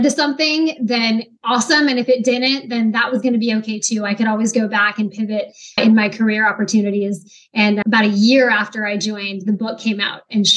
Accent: Kent, Washington, United States; moved away as an adult; also born or lived in Utah; now in Virginia Beach, United States; I grew up in a small city called

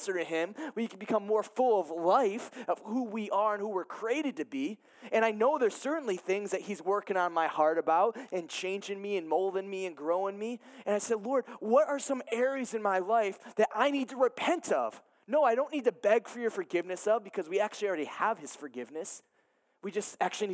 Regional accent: Ohio, United States; moved away as an adult; I'm from Ohio. I moved here a couple years ago

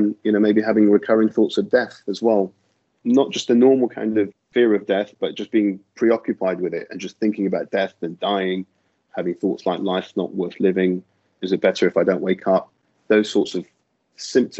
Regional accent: London, United Kingdom; moved away as an adult; I'm a GP from London, and that's where I'm from originally

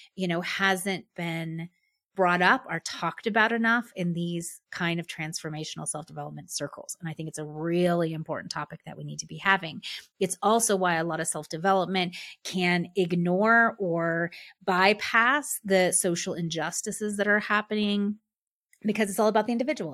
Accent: United States; being a white woman, being middle class, being American

